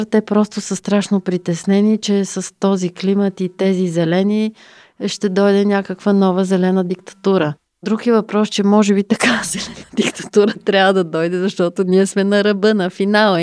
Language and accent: Bulgarian; Bulgaria; Ние като българи